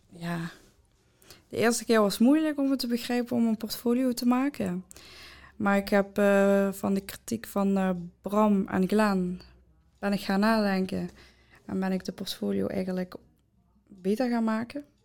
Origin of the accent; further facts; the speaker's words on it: Maastricht, Limburg, Netherlands; ik ben 19 jaar en ik kom van Maastricht